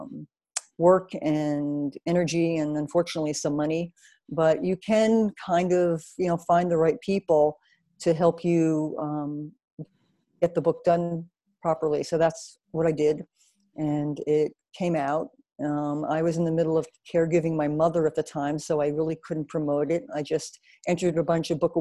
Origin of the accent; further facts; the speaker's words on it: New Jersey, United States; moved away as an adult; also born or lived in New York City; I am from New Jersey originally, but I spent most of my adult life in New York City